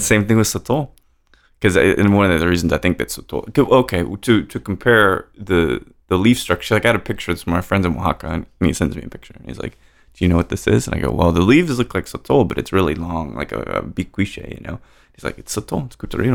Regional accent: Roswell, New Mexico, United States; I was born in Roswell

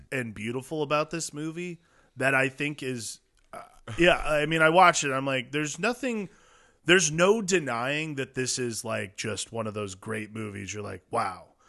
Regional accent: Midwest, United States; we grew up in the Midwest

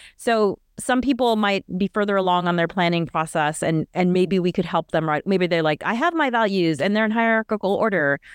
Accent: United States; Natasha and I are both Americans.

